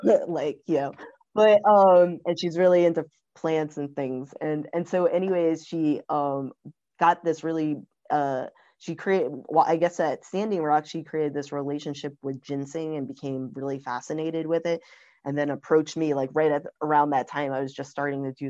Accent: New York City, New York, United States; also born or lived in California; now in Philadelphia, United States; I'm from New York City, but I was gonna move to Philly

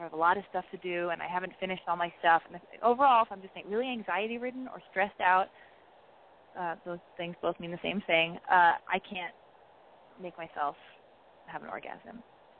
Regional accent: Canada; but I'm 21. I'm from Canada.

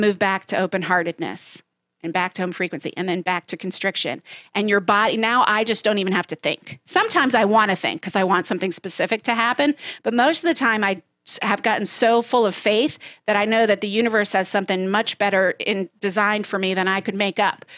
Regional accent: Southeast Georgia, United States; I grew up in Southeast Georgia

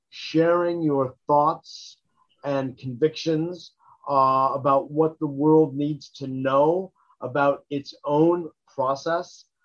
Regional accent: New York City, New York, United States; born there; I was born in New York City, in Queens, actually.

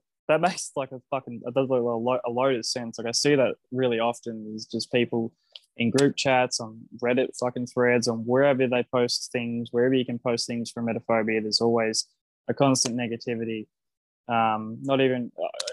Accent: Australia; I'm an Australian

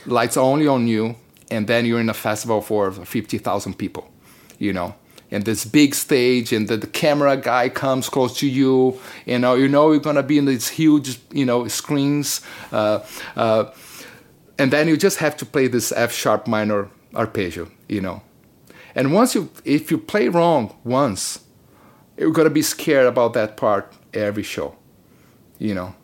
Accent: Brazil; moved away; I come from Brazil

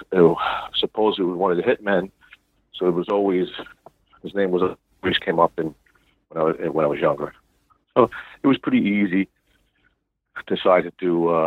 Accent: Brooklyn, New York, United States; Okay. Well, I was born in South Brooklyn. Grew up in the Gallo crime family.

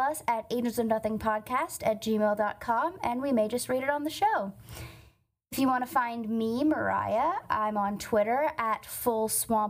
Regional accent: the South, Cajun, Louisiana, United States; I would say that I'm from the South

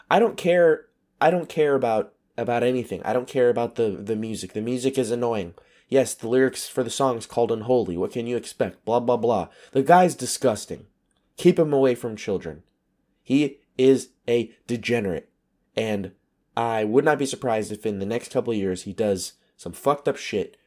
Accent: United States; moved away; my American citizenship

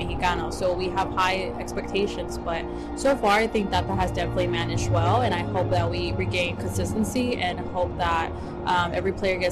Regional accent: Dallas, Texas, United States; I was born here in Dallas.

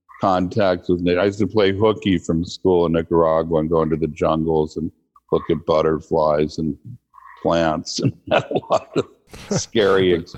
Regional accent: Bremerton, Washington, United States; also born or lived in Hawaii / Virginia / Connecticut / California; I grew up everywhere from Bremerton, Washington, where I went to high school. My dad was a career naval officer, so he was in submarines. We lived in Hawaii, Virginia, Connecticut, Washington State, California, New Hampshire.

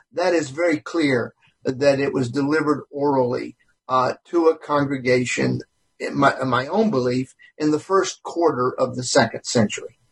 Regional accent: South Carolina, United States; accent: Southern; now in Santa Clarita, United States; I grew up in South Carolina

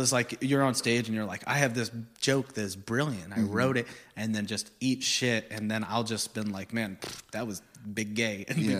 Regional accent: Corpus Christi, Texas, United States; So I'm from Corpus, you know that pretty well

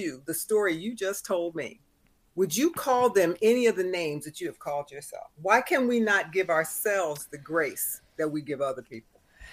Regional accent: Philadelphia, Pennsylvania, United States; now in Chicago, United States; I'm from Philly originally

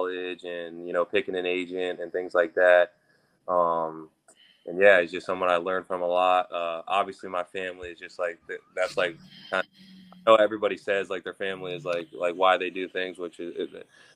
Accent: Florida, United States; also born or lived in Illinois; I was born in Illinois and I had moved down to Florida.

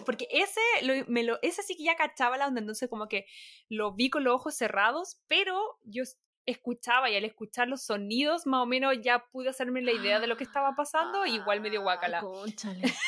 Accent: Chile; born or raised there; moved away as an adult; now in Los Angeles, United States

